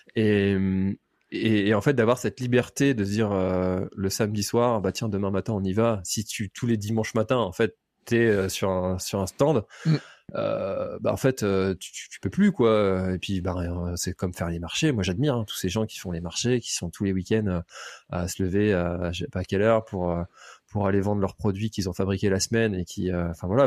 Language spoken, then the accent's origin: French; Brittany, France; also born or lived in Nantes; J'ai toujours habité en Bretagne